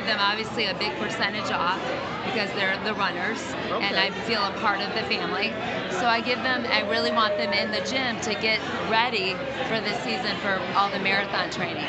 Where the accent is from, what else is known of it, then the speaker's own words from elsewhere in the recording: Berkeley, California, United States; I grew up in Berkeley. My grandmother lived on Bacon